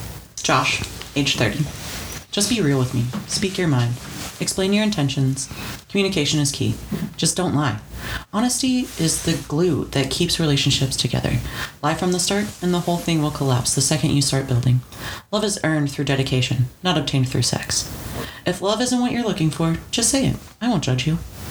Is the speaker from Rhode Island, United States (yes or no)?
no; Texas, United States; I'll probably call you ma'am at some point, because I'm from Texas and I can't help it.